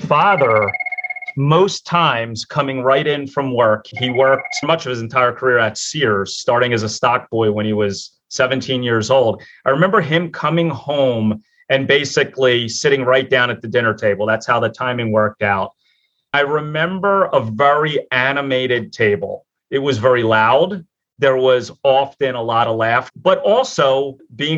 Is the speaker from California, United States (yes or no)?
no; Philadelphia, Pennsylvania, United States; I'm born and raised in Philadelphia, in an area of Philadelphia called Port Richmond